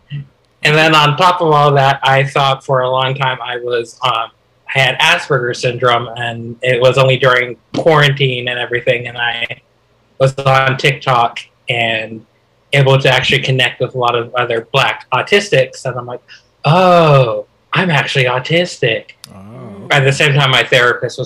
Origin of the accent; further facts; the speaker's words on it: Highland, Utah, United States; moved away; I'm originally from Highland, Utah. I lived there for half my life.